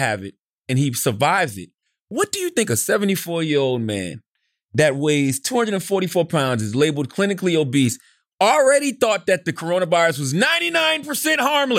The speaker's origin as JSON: {"language": "English", "region": "the South", "country": "United States", "said": "Because I'm from the South. From the South, that's how we communicate."}